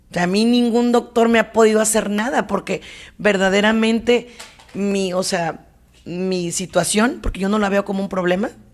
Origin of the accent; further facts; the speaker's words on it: Mexico; como mexicana